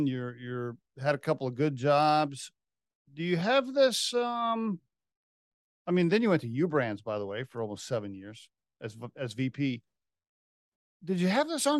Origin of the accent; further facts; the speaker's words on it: Oklahoma, United States; moved away; also born or lived in Dallas, Texas / Austin, Texas; I grew up in Oklahoma, but I lived in Dallas and I lived in Austin for three or four years